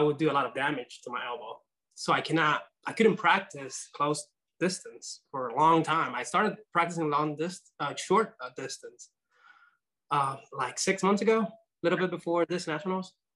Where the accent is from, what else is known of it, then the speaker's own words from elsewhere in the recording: Nicaragua; now in United States; I was born in Nicaragua